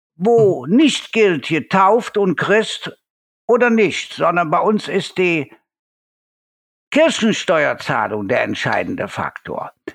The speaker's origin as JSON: {"language": "German", "town": "Cologne", "region": "North Rhine-Westphalia", "country": "Germany", "said": "Bei uns in Köln"}